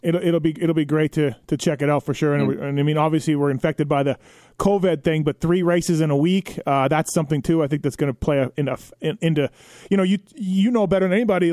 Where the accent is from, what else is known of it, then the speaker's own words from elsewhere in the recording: Canada; moved away as an adult; now in United States; I'm Canadian